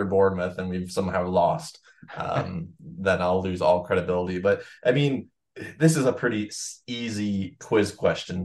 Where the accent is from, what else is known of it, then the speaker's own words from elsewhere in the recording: Canada; I'm a Canadian fool.